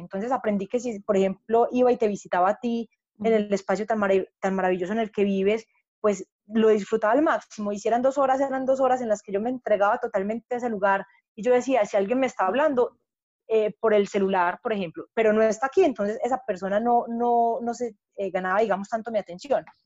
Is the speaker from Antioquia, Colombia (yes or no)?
yes; Paisa, Antioquia, Colombia; yo soy paisa, estoy en, el, centro gestáltico de Medellín